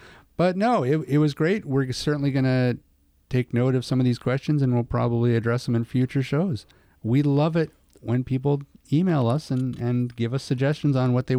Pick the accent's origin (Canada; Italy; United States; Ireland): Canada